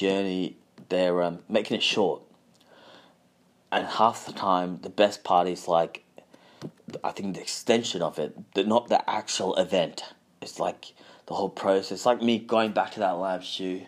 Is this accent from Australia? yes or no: yes; Balaclava, Victoria, Australia; I remember where I grew up in Balaclava